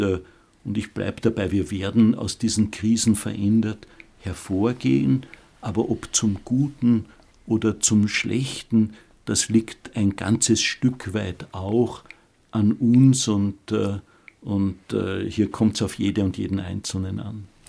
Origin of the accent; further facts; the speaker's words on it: Austria; unser Land Österreich